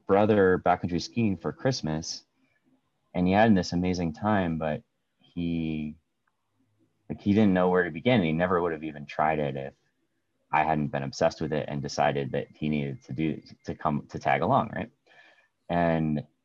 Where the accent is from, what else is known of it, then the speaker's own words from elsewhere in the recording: United States; moved away as an adult; also born or lived in Maryland / New York / Maine; I grew up in New York State and Maryland